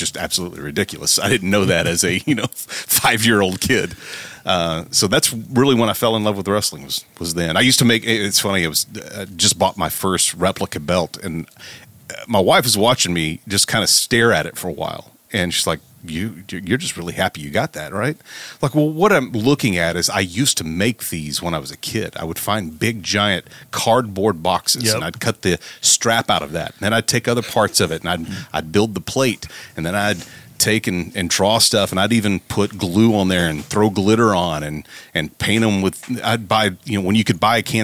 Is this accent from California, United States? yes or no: no; Southern Oklahoma, United States; I'm from Southern Oklahoma, so I grew up watching the Von Erichs out of Dallas